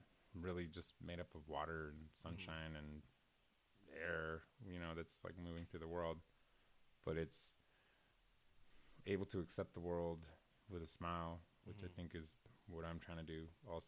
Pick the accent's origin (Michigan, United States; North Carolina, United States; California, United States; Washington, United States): Washington, United States; Seattle; I'm from Seattle, Washington